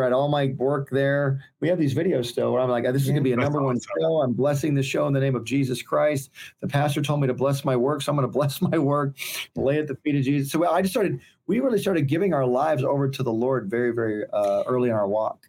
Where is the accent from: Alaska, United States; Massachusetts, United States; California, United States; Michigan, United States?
Michigan, United States; Detroit; moved away; I'm originally from Michigan. I grew up in Detroit, Michigan